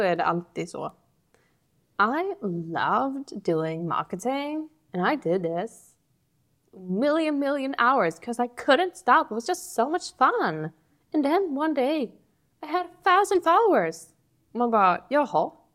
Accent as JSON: {"language": "Swedish", "country": "Sweden", "said": "Vi är väldigt sällan svenskar som pratar på det sättet"}